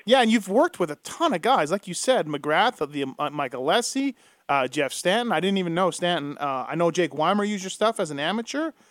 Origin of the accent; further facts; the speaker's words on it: Canada; I grew up in Canada just as a kid, just reading the magazines